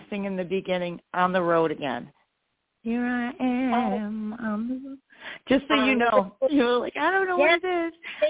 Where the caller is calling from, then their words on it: New York, United States; I'm from New York.